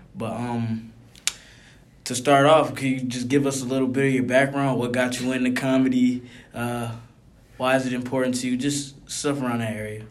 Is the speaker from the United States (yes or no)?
yes; Detroit, Michigan, United States; I'm from Detroit, Michigan